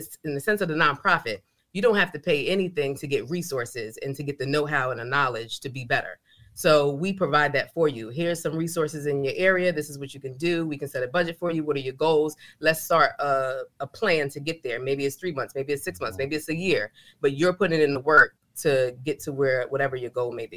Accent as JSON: {"language": "English", "town": "New York City", "region": "New York", "country": "United States", "tie": "born or raised there", "also_born_or_lived": "Bronx, New York", "accent": "New York", "moved": "yes", "lives_now": "Fayetteville, United States", "said": "I grew up in New York and we didn't talk about finances in my household"}